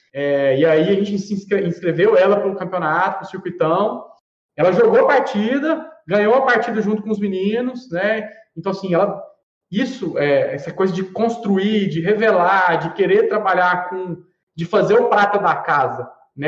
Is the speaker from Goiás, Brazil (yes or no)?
yes; Goiânia, Goiás, Brazil; nós somos aqui né, de Goiânia, aqui de Goiás